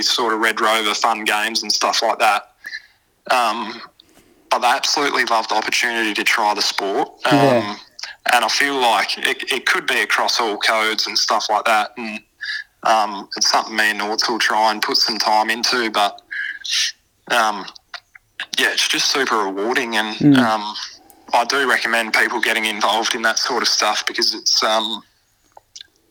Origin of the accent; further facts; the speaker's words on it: Port Pirie, South Australia, Australia; I was a young kid myself. My old man was involved in the local footy club in Piri